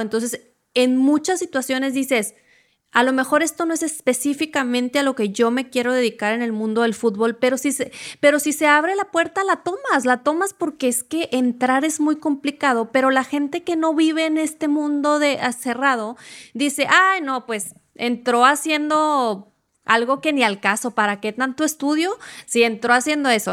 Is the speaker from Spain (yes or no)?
no; Mexico; yo soy mexicano